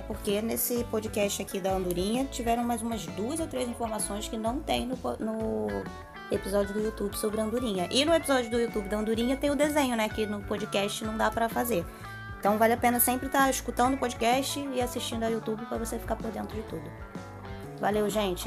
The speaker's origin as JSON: {"language": "Portuguese", "town": "Rio das Ostras", "region": "Rio de Janeiro", "country": "Brazil", "said": "a gente é de Rio das Ostras"}